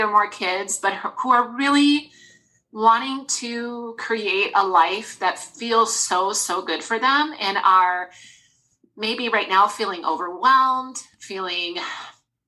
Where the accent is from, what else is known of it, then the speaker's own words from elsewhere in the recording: Wisconsin, United States; also born or lived in Des Moines, Iowa; now in Minnesota, United States; I'm originally from Wisconsin, so I'm a cheesehead at heart